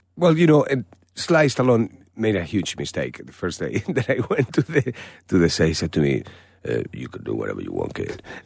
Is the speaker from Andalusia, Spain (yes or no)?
yes; Málaga, Andalusia, Spain; English is a second language; moved away; my hometown, in Malaga.